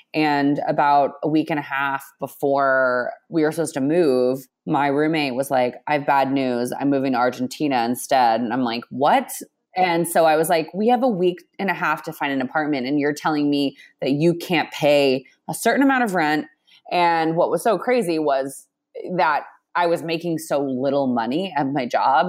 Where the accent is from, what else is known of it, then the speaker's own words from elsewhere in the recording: Texas, United States; moved away as an adult; now in New York, United States; I grew up in Texas and came to New York.